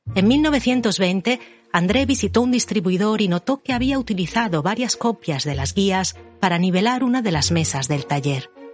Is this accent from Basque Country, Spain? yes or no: no; Galicia, Spain; yo también crecí en Galicia